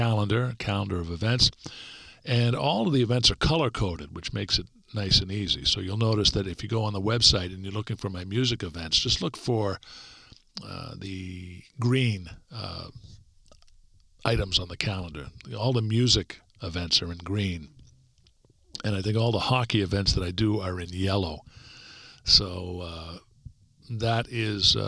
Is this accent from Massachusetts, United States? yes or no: yes; Stoughton, Massachusetts, United States; In the hometown I grew up in, Stoughton, Mass